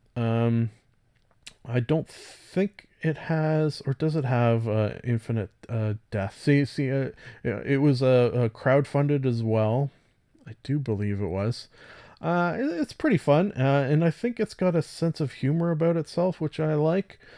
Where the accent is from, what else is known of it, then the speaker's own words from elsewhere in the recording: Canada; I'm Canadian